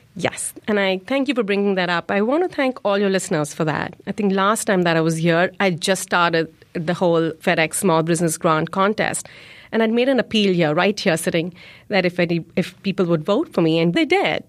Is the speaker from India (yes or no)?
yes; India; now in Chicago, United States; I grew up in India, but my community, my presence is here in Chicago.